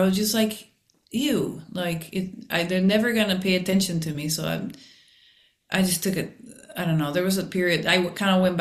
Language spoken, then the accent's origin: English; Mexico; now in Los Angeles, United States; we grew up in Mexico